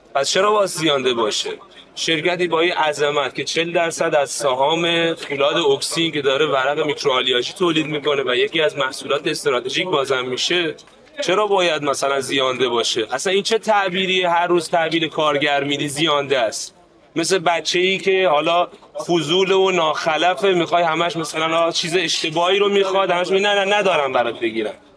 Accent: Iran; ما همه ایرانیم

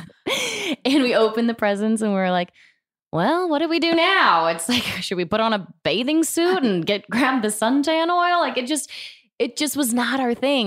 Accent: Florida, United States; also born or lived in Denver; now in Los Angeles, United States; I grew up in Florida, so I didn't grow up with any snow.

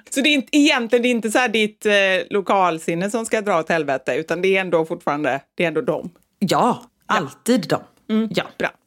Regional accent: Västra Götaland, Sweden; accent: Gothenburg dialect; ofrivilligt börjar ju liksom prata som dem fast när jag vill hålla kvar i min göteborgska.

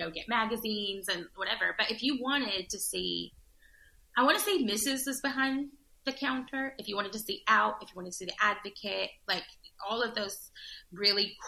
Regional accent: Judsonia, Arkansas, United States; I grew up in a small town outside of a bigger town

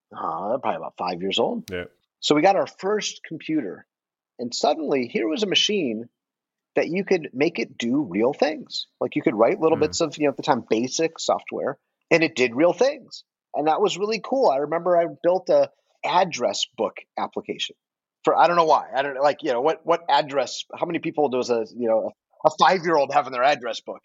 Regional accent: Detroit, Michigan, United States; moved away; I am from Detroit originally

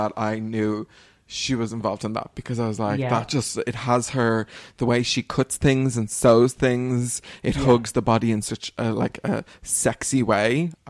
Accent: Dublin, Leinster, Ireland; I had wanted to bring you back to my hometown in 2021.

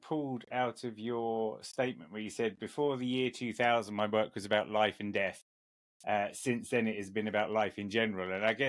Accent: England, United Kingdom; I'm obviously an Englishman

